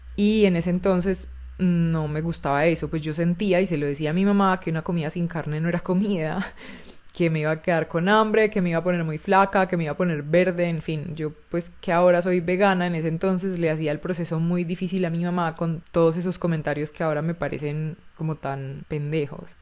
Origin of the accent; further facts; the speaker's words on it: Chile; moved away as an adult; also born or lived in Barcelona, Spain; yo me fui de Chile a vivir a Barcelona